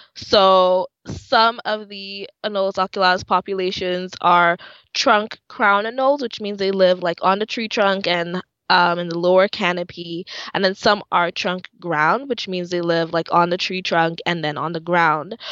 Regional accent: Dominica; moved away; I'm from the Commonwealth of Dominica. That's in the Caribbean.

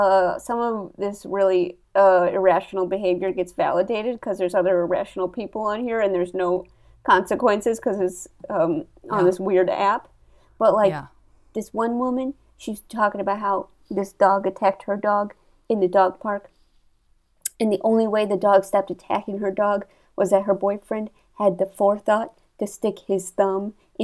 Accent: St. Louis, Missouri, United States; I grew up in St. Louis.

